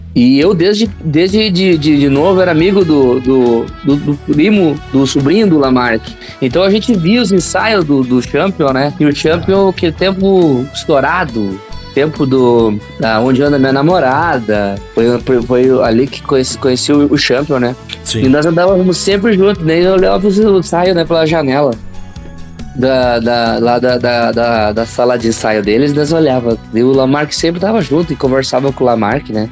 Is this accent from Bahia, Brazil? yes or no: no; Portão, Rio Grande do Sul, Brazil; also born or lived in Porto Alegre; Sou de Portão, desde os uhum. Eu moro em Portão desde os quatro anos, né? Nasci em Porto Alegre, mas vim aos quatro anos para Portão